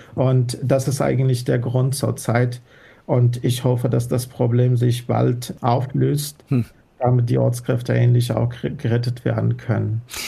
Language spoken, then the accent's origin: German; Afghanistan; first language Dari; German is a second language; moved away as an adult; now in Germany; meinem Heimatland Afghanistan